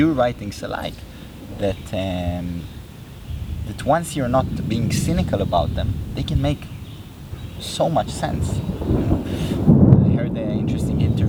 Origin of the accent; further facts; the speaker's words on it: Israel; growing up in Israel, which is a country very, very connected to religion